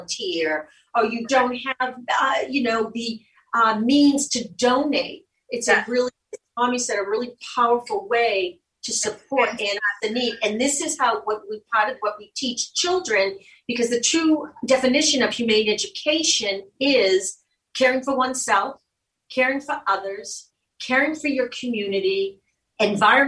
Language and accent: English; Boston, Massachusetts, United States; moved away; also born or lived in Cape Cod; I'm from Dorchester. My family, my mother, the whole family's from Southie